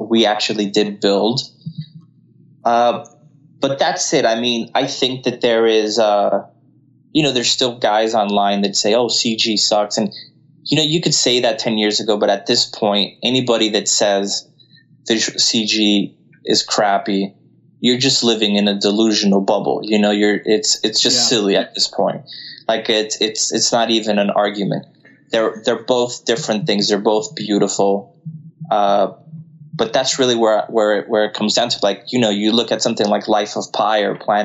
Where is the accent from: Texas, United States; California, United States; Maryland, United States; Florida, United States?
Florida, United States; Miami; also born or lived in Colombia; now in Los Angeles, United States; I was raised in Miami